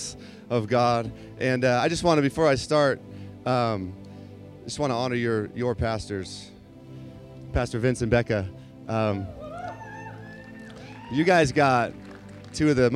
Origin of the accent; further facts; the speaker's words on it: San Diego, California, United States; But I grew up in San Diego and, you know, kind of lived there most of my life